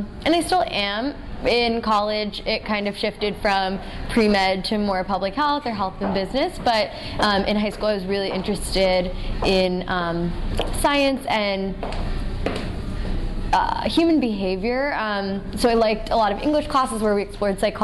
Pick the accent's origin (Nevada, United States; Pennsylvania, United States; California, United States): Pennsylvania, United States; Murrysville; moved away as an adult; also born or lived in New York; I grew up in Murrysville, Pennsylvania, which is a small town outside of Pittsburgh.